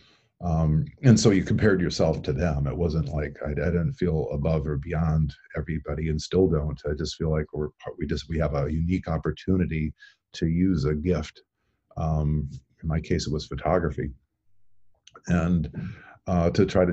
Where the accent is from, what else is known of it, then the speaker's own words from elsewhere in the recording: Iowa, United States; when I was growing up in Iowa